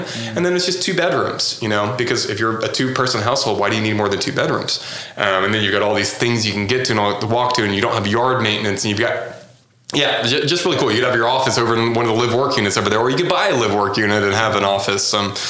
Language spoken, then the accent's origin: English; Houston, Texas, United States; Maybe not in Oklahoma City quite yet, but, like, I'm from Houston and that was totally normal.